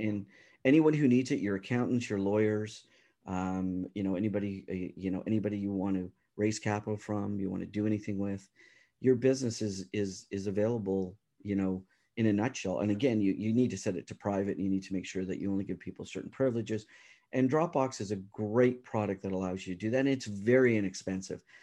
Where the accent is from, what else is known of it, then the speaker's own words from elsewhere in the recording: Toronto, Ontario, Canada; I'm from the Toronto area, and, uh, so you know, uh, I do business around the world, but, um, home is Canada